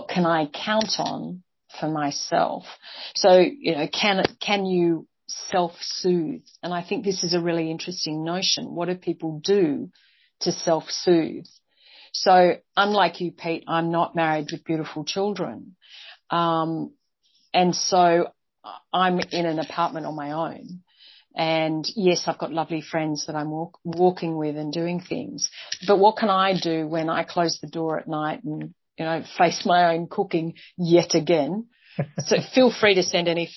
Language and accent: English; Australia; moved away as an adult; I'm outrageously Australian, although I've spent 25 years not living here.